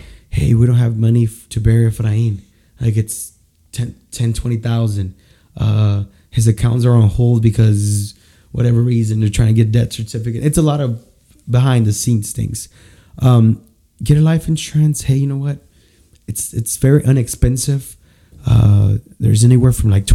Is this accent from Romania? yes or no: no; San Luis Potosí, Mexico; moved away; I'm from San Luis Potosí